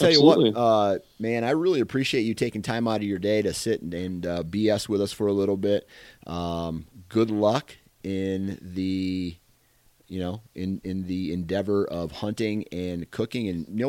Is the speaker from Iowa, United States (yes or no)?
yes; Iowa, United States; I'm from Iowa, dude.